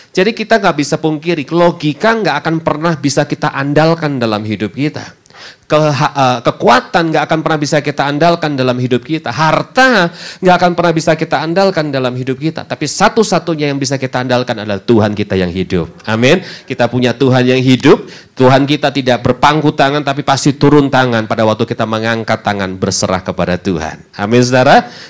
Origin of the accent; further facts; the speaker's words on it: Semarang, Central Java, Indonesia; also born or lived in Bandung; sudah semenjak tahun lalu saya bersama dengan keluarga pindah ke kota Semarang, kota asal saya. Eh, setelah kurang lebih sekitar 17 tahun tinggal di kota Bandung, saudara.